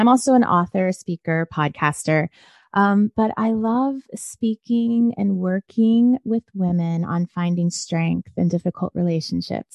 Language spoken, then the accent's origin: English; Washington, District of Columbia, United States; born or raised there; moved away; also born or lived in Nashville, Tennessee / rural Maryland